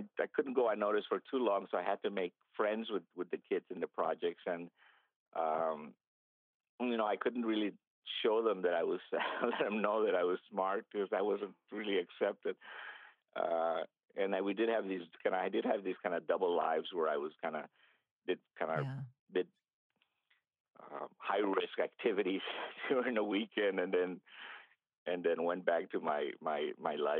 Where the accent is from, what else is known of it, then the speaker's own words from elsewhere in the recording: El Paso, Texas, United States; English is a second language; also born or lived in Tampico, Mexico; we came to El Paso, Texas